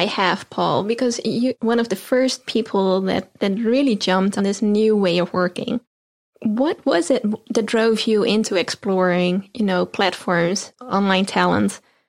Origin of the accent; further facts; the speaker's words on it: Netherlands; I'm based in Europe. I'm originally from the Netherlands